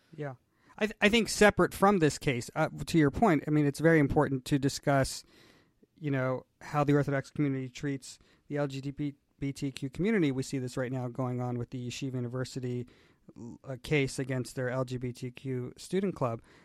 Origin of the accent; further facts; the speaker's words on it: Atlanta, Georgia, United States; moved away as an adult; I am from Atlanta. I spent uh, the first how many years? The first 35, 37 years of my life uh, in Atlanta, and I grew up in this community.